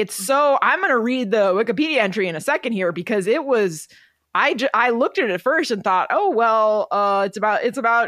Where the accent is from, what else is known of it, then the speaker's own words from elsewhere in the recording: New Jersey, United States; I'm from Jersey